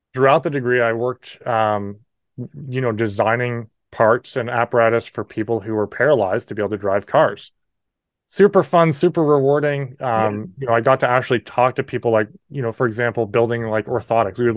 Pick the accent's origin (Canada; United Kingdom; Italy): Canada; New Brunswick; accent: Canadian; also born or lived in New Hampshire, United States; I'm in New Brunswick, Canada. I was born in New Hampshire, and we moved up when I was 3.